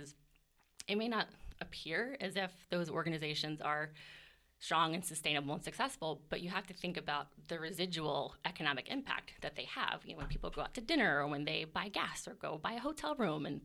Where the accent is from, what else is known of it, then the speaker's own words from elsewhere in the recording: Virginia, United States; also born or lived in Denver, Colorado; now in Lee's Summit, United States; I grew up on the East Coast in Virginia